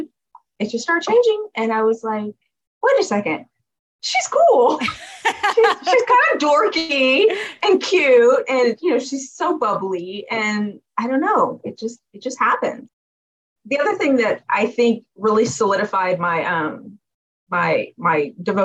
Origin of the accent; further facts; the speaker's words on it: California, United States; Been here my whole life.